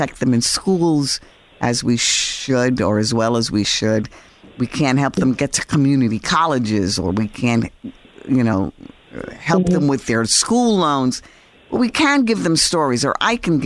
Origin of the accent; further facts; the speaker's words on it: New York City, New York, United States; I'm Puerto Rican, New Yorican, actually. I was born in New York City.